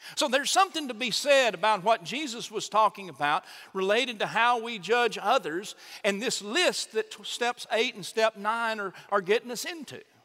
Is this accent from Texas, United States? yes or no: yes; Chandler, Texas, United States; also born or lived in Troup, Texas; Both mom and dad were from my hometown of Chandler